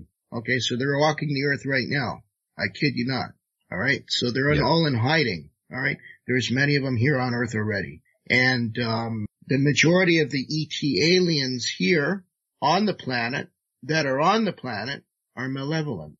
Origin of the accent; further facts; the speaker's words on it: Toronto, Ontario, Canada; Toronto, my hometown as well